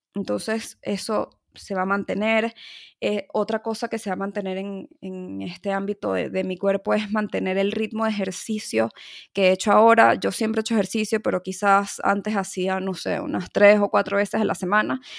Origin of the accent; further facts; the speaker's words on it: Caracas, Capital District, Venezuela; en mi país, en mi ciudad este, Caracas